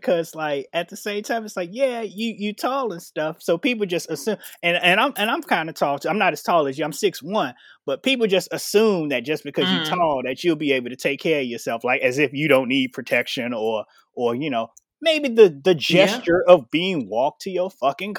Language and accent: English; Chicago, Illinois, United States; So that's different because like me growing up in Chicago, all you see about Vegas is just like all the shit that happens on the strip and stuff.